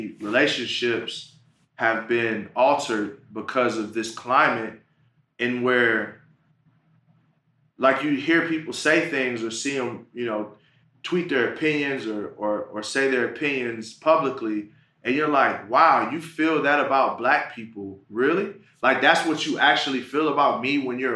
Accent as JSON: {"language": "English", "town": "Pontiac", "region": "Michigan", "country": "United States", "said": "I'm from Pontiac, Michigan. That's right out of Detroit."}